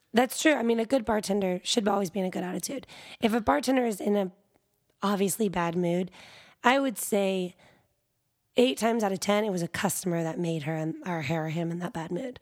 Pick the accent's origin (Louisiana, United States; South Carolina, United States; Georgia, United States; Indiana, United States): South Carolina, United States; moved away as an adult; now in Austin, United States; I grew up in South Carolina and I started college there